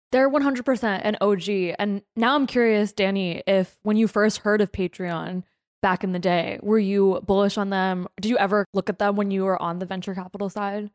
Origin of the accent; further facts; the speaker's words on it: New Jersey, United States; my home state